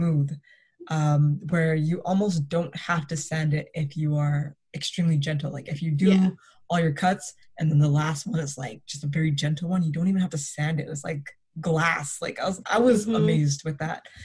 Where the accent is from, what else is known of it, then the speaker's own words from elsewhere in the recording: Toronto, Ontario, Canada; Growing up in Toronto was very interesting